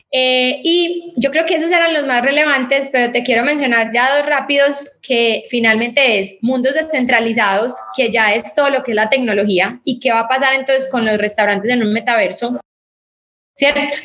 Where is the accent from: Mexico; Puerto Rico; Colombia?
Colombia; nosotros somos un país cafetero